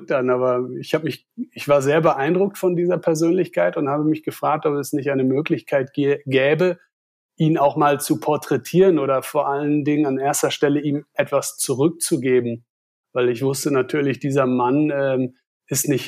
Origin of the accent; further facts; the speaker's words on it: Wesel, North Rhine-Westphalia, Germany; ich komme aus Nordrhein-Westfalen, aus einer kleinen Stadt namens Wesel. Dort bin ich aufgewachsen